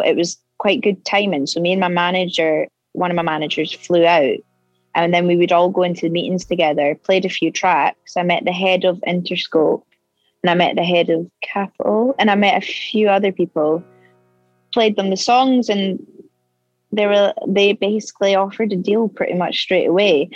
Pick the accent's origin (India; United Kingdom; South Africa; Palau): United Kingdom; Edinburgh, Scotland; moved away as an adult; now in London, United Kingdom; I'm from Edinburgh